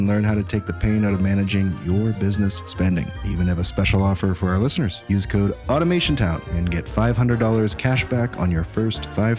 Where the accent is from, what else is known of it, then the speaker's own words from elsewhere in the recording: Canada; I'm Canadian